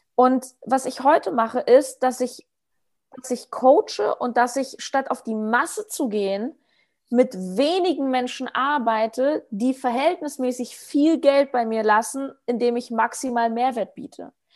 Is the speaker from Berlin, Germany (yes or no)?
yes; Berlin, Germany; ich komme aus Berlin